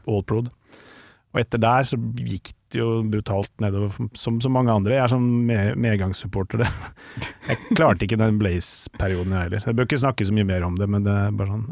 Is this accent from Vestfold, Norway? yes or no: yes; Tønsberg, Vestfold, Norway; now in Oslo, Norway; jeg er egentlig fra Tønsberg, men jeg nå ah. har jeg bodd snart lenger her enn i Tønsberg.